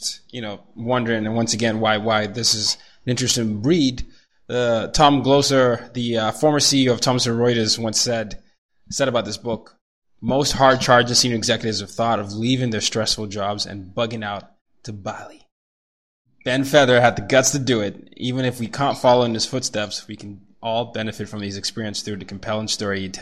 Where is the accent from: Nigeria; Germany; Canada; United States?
Nigeria; I'm from Nigeria